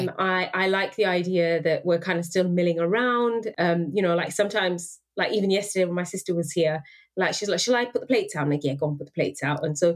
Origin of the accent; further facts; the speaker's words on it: United Kingdom; cemented myself as a British person. Because for him, you know, like as my parents are immigrants